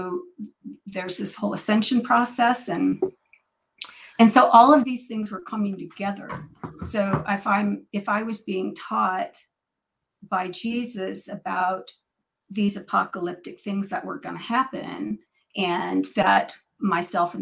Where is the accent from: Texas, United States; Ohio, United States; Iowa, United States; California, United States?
California, United States; Northern; I'm born and raised in Northern California, about 3 hours from Mount Shasta